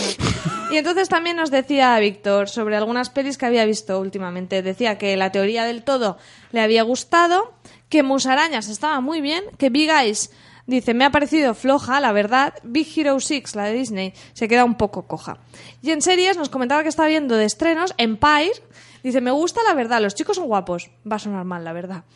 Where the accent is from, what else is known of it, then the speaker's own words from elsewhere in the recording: Alcoy, Valencian Community, Spain; de mi pueblo, de Alcoy.